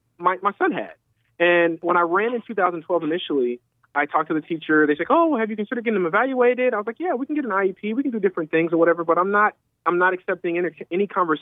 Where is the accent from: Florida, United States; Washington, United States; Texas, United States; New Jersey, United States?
Florida, United States; Orlando; I was born and raised here in Orlando, Florida.